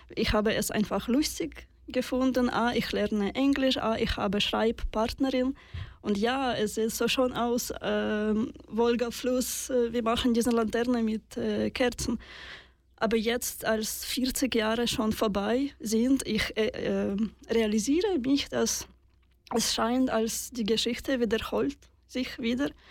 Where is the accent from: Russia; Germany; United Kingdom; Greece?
Russia; German is a second language; now in Switzerland; ich bin in Russland geboren